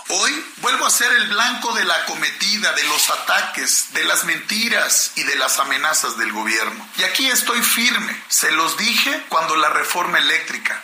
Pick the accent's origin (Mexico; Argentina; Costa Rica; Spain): Mexico; como mexicano y como padre de familia